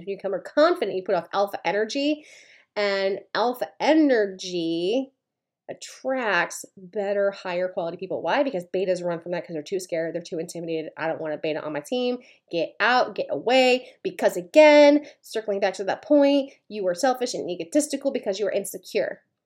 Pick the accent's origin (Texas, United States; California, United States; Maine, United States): Maine, United States; I'm from Maine